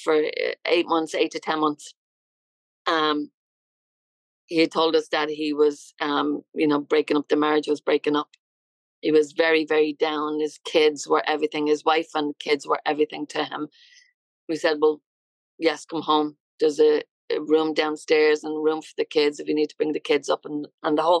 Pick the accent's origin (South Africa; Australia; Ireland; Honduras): Ireland; Dublin, Leinster; moved away as an adult; now in United States; I'm from Ireland. Yeah, I'm from Dublin, Ireland.